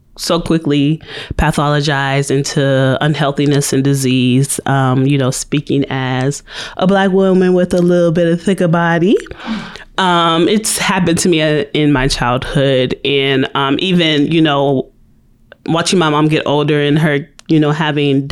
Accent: California, United States; moved away as an adult; also born or lived in Petersburg, Virginia; now in Virginia, United States; I am originally from California

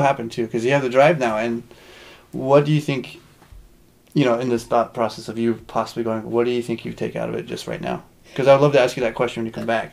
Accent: United States; as Americans, as we are, you know, my wife being Japanese

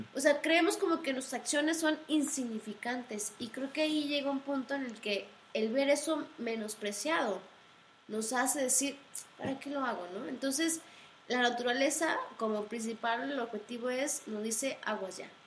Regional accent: Mexico; como mexicanos

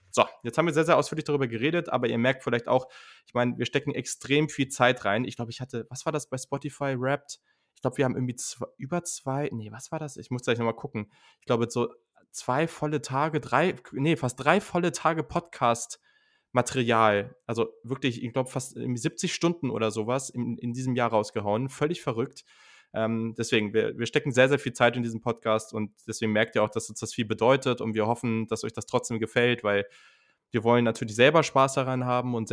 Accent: Hanover, Lower Saxony, Germany; Ich komme aus Hannover, da wo man ordentliches, bin. normales da, wo man, Hochdeutsch wo man redet.

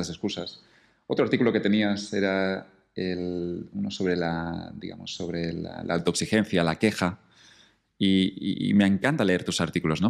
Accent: Catalonia, Spain; moved away; me reconectó con Cataluña un poco, con mi tierra

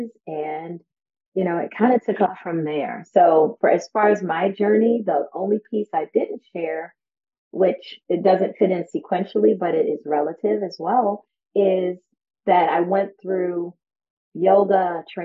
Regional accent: New York, United States; moved away; I'm originally from New York

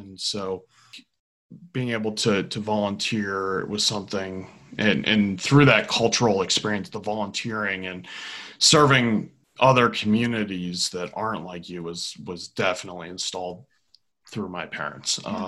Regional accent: Virginia, United States; born there; also born or lived in Georgia / Illinois; I was born in Virginia and moved to Georgia and Illinois

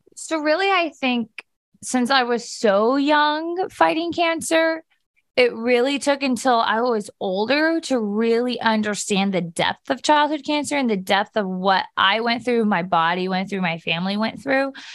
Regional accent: Steubenville, Ohio, United States; I grew up on a ranch right outside of Steubenville.

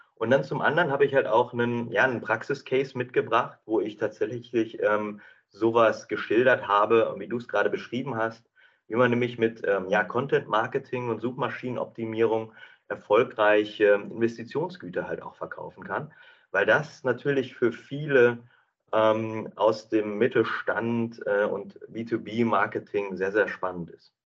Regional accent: North Rhine-Westphalia, Germany; moved away as an adult; also born or lived in Bielefeld / England; now in Düsseldorf, Germany; aufgewachsen in Herzeburg-Klaus im äh, schönen Ostwestfalen

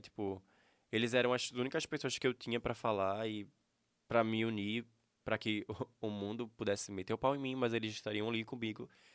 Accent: Escada, Pernambuco, Brazil; Eu nasci aqui em Escada.

